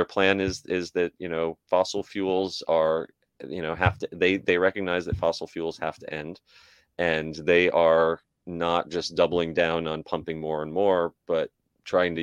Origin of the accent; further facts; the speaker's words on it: around New York City, United States; moved away; I grew up around New York City